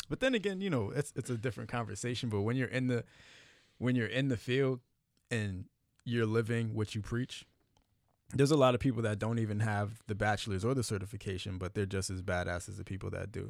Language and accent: English; Miami, Florida, United States; I grew up in Miami